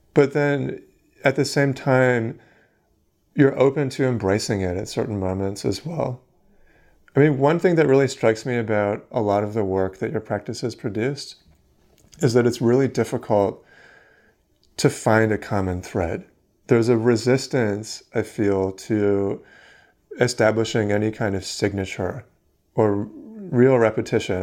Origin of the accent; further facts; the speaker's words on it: Vancouver, British Columbia, Canada; I'm from Vancouver, um, and obviously grew up with that building as a part of my, a significant part of my life.